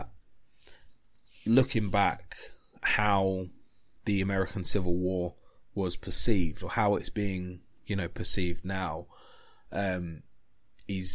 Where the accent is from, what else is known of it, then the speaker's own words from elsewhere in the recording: England, United Kingdom; I'm English. I love my country. I love England.